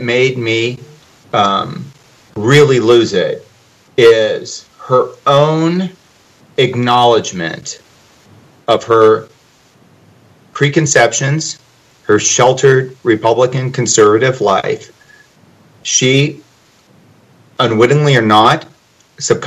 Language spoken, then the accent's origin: English; Nebraska, United States; I'm from Nebraska